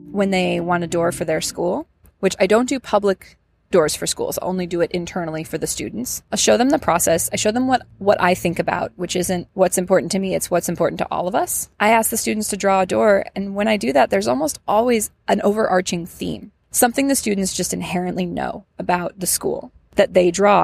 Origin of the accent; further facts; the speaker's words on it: Ann Arbor, Michigan, United States; moved away as an adult; now in Atlanta, United States; I'm from Ann Arbor, Michigan